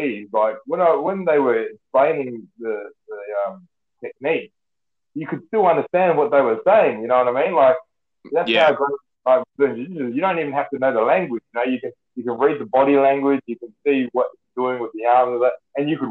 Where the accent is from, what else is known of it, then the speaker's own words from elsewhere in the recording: Western Australia, Australia; I was from Australia